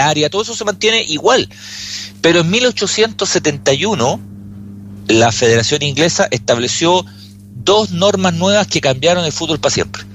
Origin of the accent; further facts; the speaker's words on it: Chile; nosotros somos chilenos